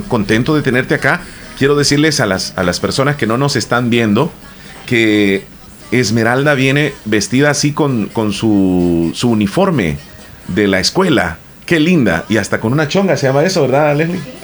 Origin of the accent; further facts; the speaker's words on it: El Salvador; acá en nuestro país